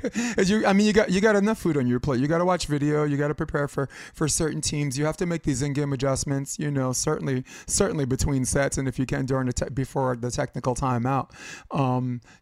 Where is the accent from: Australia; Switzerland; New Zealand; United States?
United States; New York City, New York; now in Hermosa Beach, United States; Like New York City, I'm from New York City